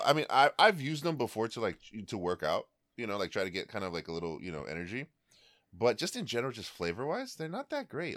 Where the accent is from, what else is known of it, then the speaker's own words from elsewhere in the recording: Bay Area, California, United States; I'm from the Bay Area